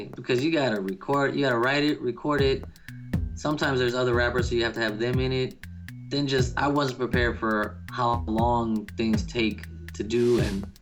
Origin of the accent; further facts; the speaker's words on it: New Orleans, Louisiana, United States; I was born in New Orleans